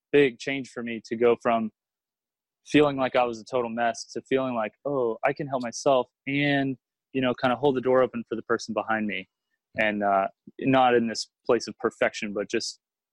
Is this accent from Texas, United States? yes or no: yes; Houston, Texas, United States; moved away as an adult; also born or lived in Boston / New York; now in Austin, United States; I grew up in Houston. And when I was about 21, I moved to Boston